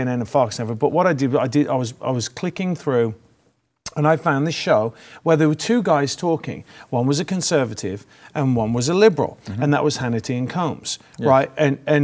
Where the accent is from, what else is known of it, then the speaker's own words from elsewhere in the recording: England, United Kingdom; moved away as an adult; now in United States; I came from England where we didn't have guns